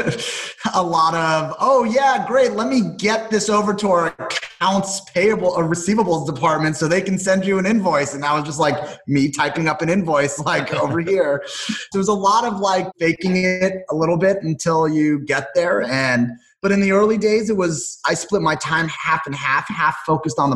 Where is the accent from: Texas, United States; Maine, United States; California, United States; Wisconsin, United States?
California, United States; Los Angeles; also born or lived in Las Vegas; I grew up in Los Angeles